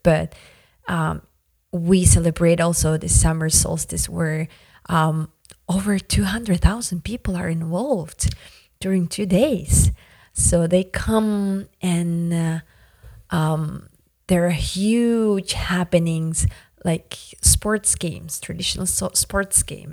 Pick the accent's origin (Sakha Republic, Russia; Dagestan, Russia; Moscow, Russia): Sakha Republic, Russia; Yakutia; first language Yakut; English is a second language; It's our traditional greeting of, um, Yakutian people in Arctic Siberia